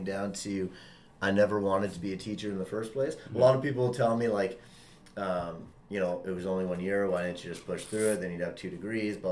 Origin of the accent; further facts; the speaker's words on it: Ottawa, Ontario, Canada; also born or lived in Sudbury / Barrie; I am from Ottawa